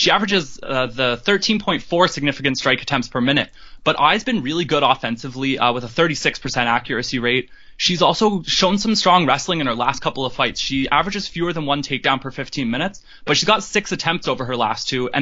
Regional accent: Toronto, Ontario, Canada; It might be a little hometown bias coming through. I'm from Toronto

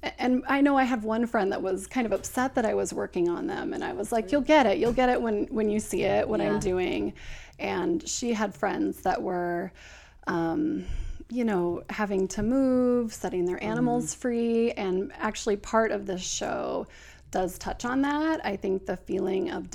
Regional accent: Oregon City, Oregon, United States; I'm from Oregon City, which is just south of Portland.

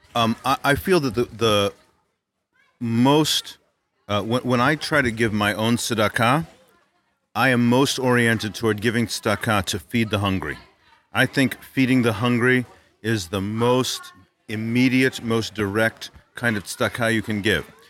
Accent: Louisville, Kentucky, United States; my hometown of Louisville, Kentucky

